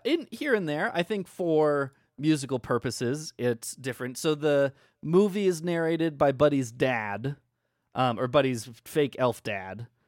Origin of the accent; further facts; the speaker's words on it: Midwest, United States; I'm from the Midwest